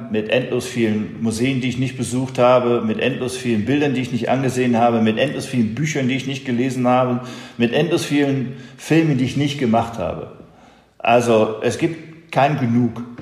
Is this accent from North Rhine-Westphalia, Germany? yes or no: yes; Essen, North Rhine-Westphalia, Germany; Und ich war natürlich als Junge aus dem Port, ich bin aus Essen